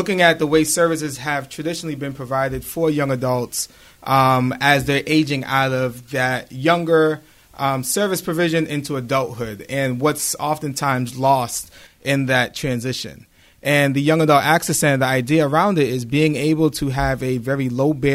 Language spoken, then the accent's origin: English; Boston, Massachusetts, United States; now in Brockton, United States; I grew up in Boston, Massachusetts, born and raised my entire life.